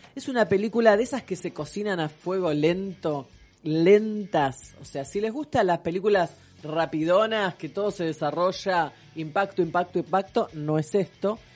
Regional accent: Argentina; lo vamos a decir en español, porque somos argentinos

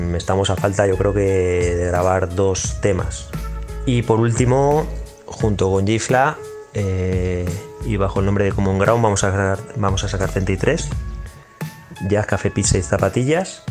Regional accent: Puertollano, Castilla-La Mancha, Spain; soy independiente underground de Puerto Llano, al que represento y estoy súper orgulloso de pertenecer

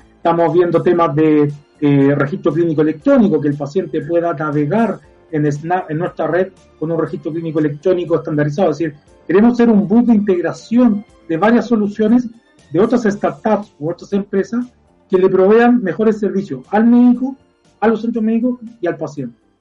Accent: Viña del Mar, Valparaíso, Chile; Los que somos de Viña

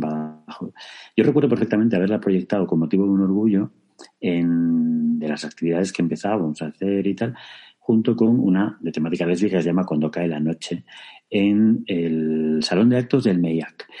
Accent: Extremadura, Spain; activista LGBT y extremeño

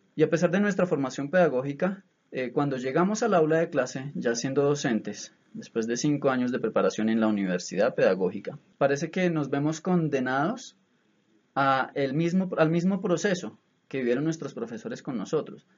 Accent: Bogotá, Bogotá Capital District, Colombia; somos todos los bogotanos

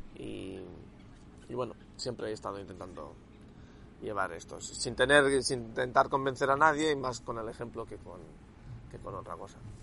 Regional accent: Catalonia, Spain; Cataluña, de que soy catalán

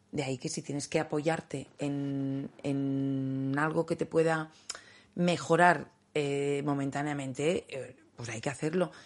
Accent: Valencian-speaking village, Valencian Community, Spain; En, valenciano hay un dicho que dice, por lo menos en mi pueblo

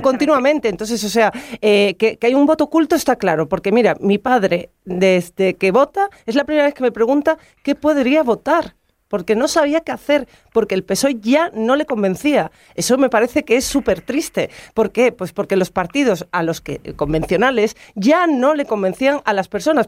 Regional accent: Rota, Andalusia, Spain; mi pueblo, de Rota

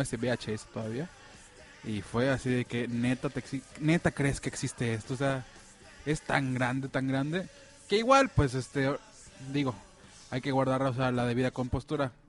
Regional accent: Mexico City, Mexico; now in Mérida, Mexico; yo soy de la Ciudad de México

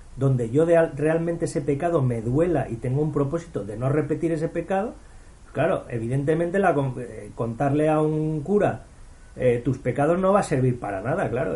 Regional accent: Spain; Yo de España

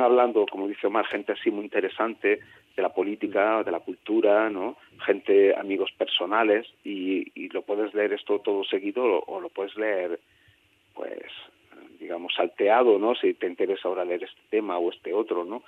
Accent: Andalusia, Spain; como andaluz que soy

